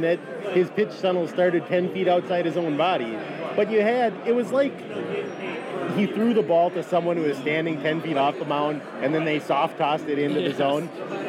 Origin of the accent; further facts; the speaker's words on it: Hortonville, United States; moved away; I'm from Hortonville.